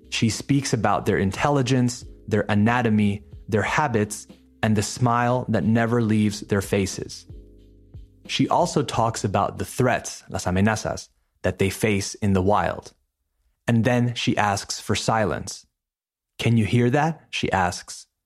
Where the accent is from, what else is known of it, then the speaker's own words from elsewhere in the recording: Madrid, Community of Madrid, Spain; it happened here in my hometown of Madrid, Spain